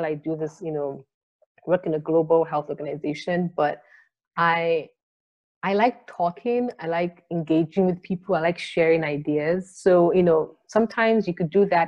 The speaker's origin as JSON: {"language": "English", "country": "Nigeria", "said": "I'm Nigerian"}